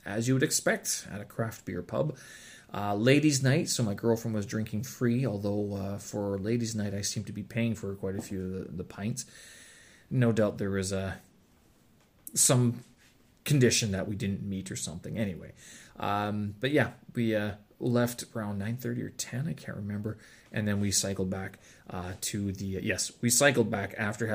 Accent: Canada; I'm Canadian

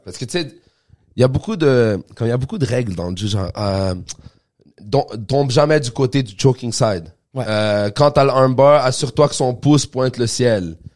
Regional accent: Quebec, Canada; also born or lived in Montreal; nous, on vient du Québec

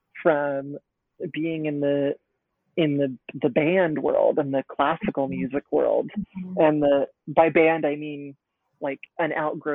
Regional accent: Northern Arizona, United States; also born or lived in Portland; now in New York, United States; I grew up in Portland, but when I was 10, moved to Northern Arizona.

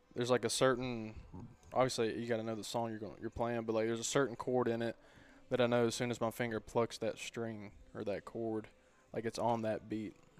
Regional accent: White Bluff, Tennessee, United States; born and raised in White Bluff

